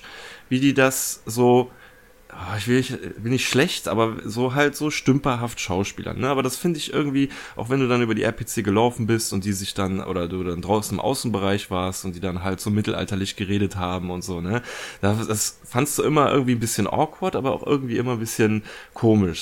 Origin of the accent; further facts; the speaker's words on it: Germany; bei uns in Deutschland